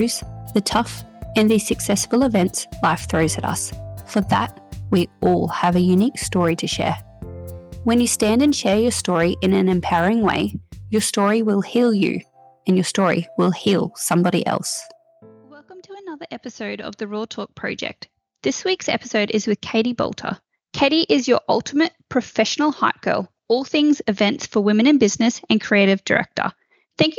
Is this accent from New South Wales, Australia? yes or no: no; Central Queensland, Australia; I'm from Central Queensland